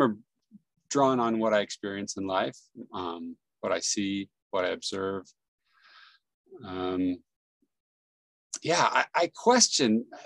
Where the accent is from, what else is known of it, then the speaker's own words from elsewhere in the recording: San Jose, California, United States; now in Salt Lake City, United States; I grew up in San Jose, California